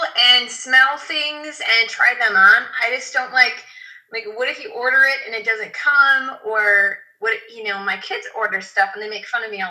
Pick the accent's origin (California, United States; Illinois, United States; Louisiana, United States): Illinois, United States; Chicago; I'm from Chicago, Amber.